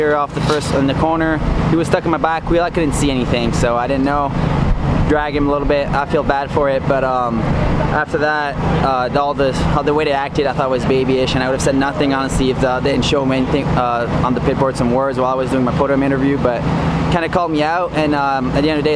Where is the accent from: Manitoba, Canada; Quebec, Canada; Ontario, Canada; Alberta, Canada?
Quebec, Canada; born or raised there